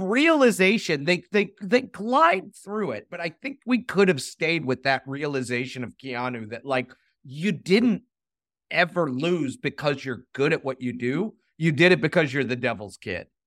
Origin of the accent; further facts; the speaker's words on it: Chicago, Illinois, United States; growing up in Chicago